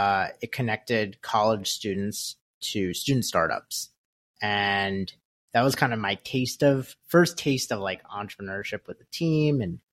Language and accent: English; New York, United States; I grew up in Westchester, New York. Went to college at Syracuse University.